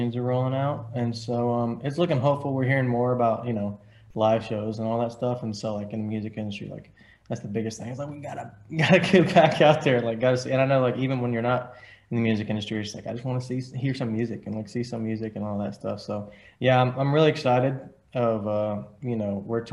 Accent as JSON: {"language": "English", "town": "Nashville", "region": "Tennessee", "country": "United States", "tie": "born or raised there", "said": "I'm from Nashville, but my dad and most of my family, they're from a little town called Collinwood, Tennessee"}